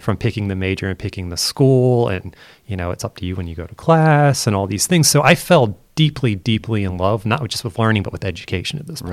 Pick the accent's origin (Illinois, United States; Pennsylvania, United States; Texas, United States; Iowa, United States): Pennsylvania, United States; Chester County; moved away as an adult; now in Pittsburgh, United States; I'm born and raised in Pennsylvania in the United States